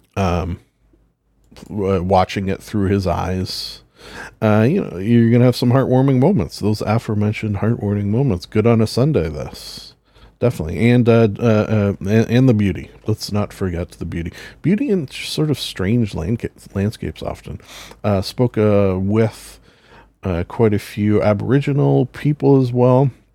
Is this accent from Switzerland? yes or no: no; Canada; as a Canadian